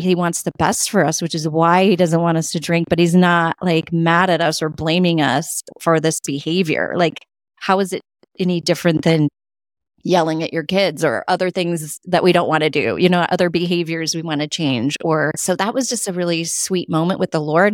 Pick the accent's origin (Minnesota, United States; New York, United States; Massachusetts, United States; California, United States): California, United States; now in Connecticut, United States; I grew up in California, and then we moved to Connecticut